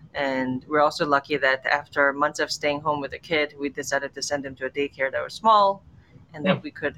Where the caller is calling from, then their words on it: Philadelphia, Pennsylvania, United States; But I'm saying hello from Philadelphia, Fishtown, Philadelphia, which is also jokingly known as Williamsburg or Park Slope of Philadelphia.